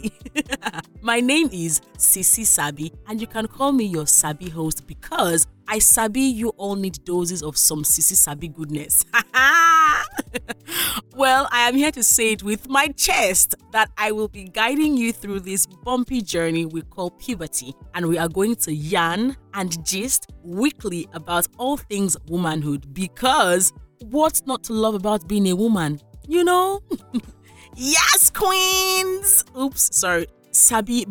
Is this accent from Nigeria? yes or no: yes; Nigeria; as a Nigerian child